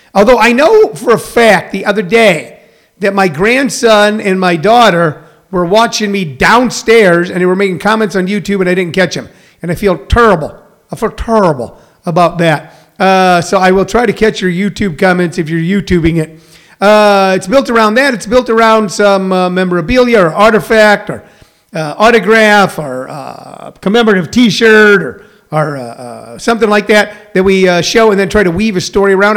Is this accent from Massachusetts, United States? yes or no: no; Missouri, United States; now in Maricopa, Arizona, United States; I'm from Missouri.